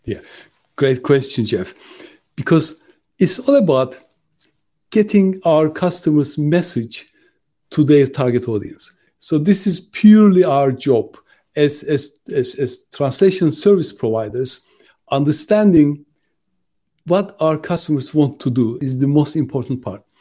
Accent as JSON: {"language": "English", "country": "Turkey", "moved": "as an adult", "lives_now": "United Kingdom", "said": "I'm originally from Turkey, but I lived longer in the UK than I lived in my"}